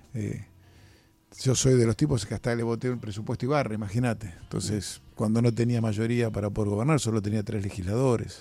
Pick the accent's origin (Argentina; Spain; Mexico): Argentina; como argentinos